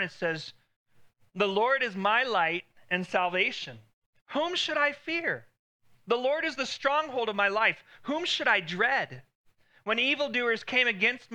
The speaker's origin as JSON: {"language": "English", "town": "El Paso", "region": "Texas", "country": "United States", "tie": "born or raised there", "said": "Growing up in El Paso"}